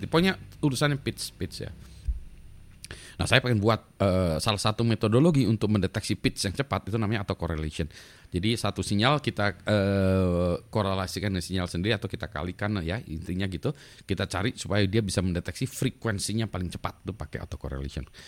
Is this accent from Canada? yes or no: yes; Winnipeg, Manitoba, Canada; Udah pulang ke, ke lagi ke kampung halaman saya Winnipeg ya di Manitoba, Kanada itu mudik gitu